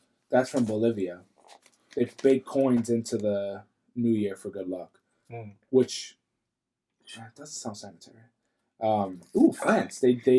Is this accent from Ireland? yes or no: yes; Ireland; I'm Irish.